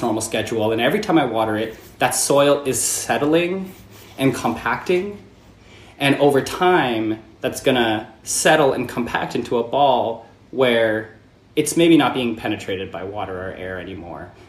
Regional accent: about an hour outside of Toronto, Ontario, Canada; now in United States; I grew up about an hour outside of Toronto in in a rural farming town that's pretty small.

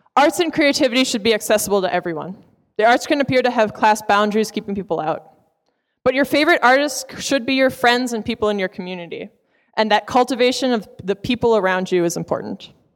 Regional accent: Providence, Rhode Island, United States; We're both from Providence

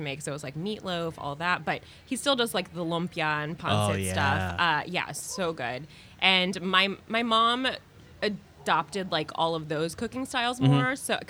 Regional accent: Alexandria, Virginia, United States; now in New York, United States; No, I'm from Alexandria, Virginia, just outside of DC. Yeah. So still East Coast

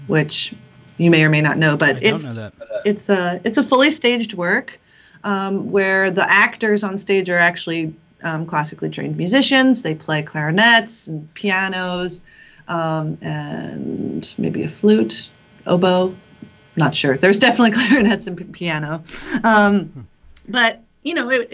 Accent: New York, United States; moved away as an adult; also born or lived in Berlin; I grew up in New York and went to college in New York

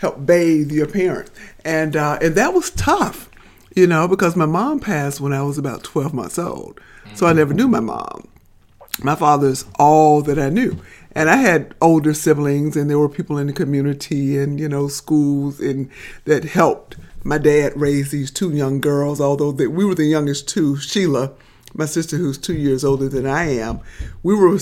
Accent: Birmingham, Alabama, United States; I'm from Birmingham. I grew up on the south side of Birmingham

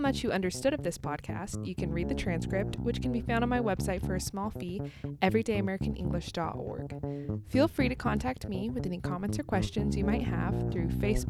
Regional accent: United States; also born or lived in Kansas

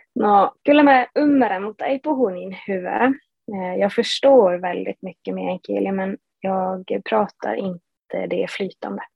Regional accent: Matkakoski, Norrbotten County, Sweden; also born or lived in Haparanda; jag som är född och uppvuxen i Matkakoski som ligger då fyra mil norr om Haparanda

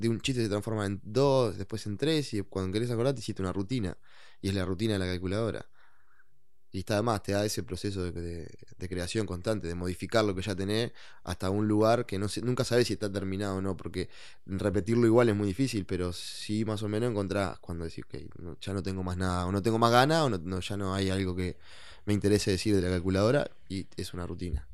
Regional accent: Maldonado, Uruguay; yo oriundo de la ciudad de oriundo de la ciudad de Maldonado, San Fernando de Maldonado. Nací ahí

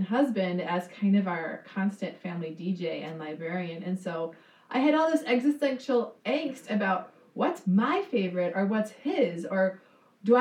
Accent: southern Minnesota, United States; moved away as an adult; also born or lived in New England; I grew up in southern Minnesota.

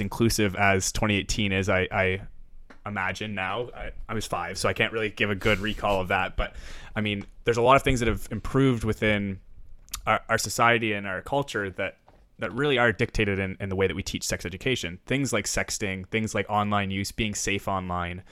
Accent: Ontario, Canada; I'm from Ontario

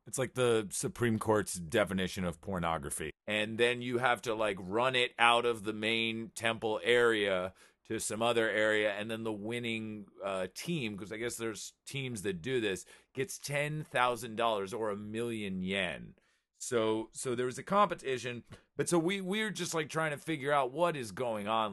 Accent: United States; I'm American

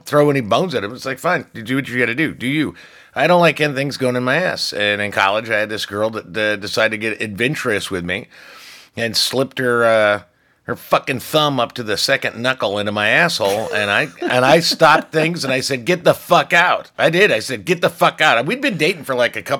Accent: Ireland; I'm Irish

